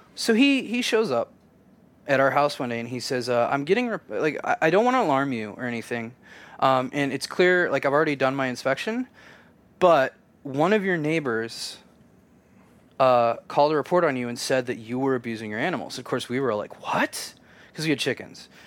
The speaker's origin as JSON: {"language": "English", "region": "Kansas", "country": "United States", "tie": "born or raised there", "said": "I grew up in Kansas, a super conservative"}